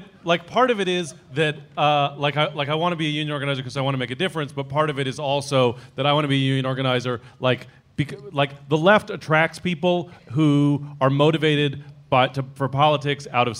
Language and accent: English; San Francisco, California, United States; I'm from San Francisco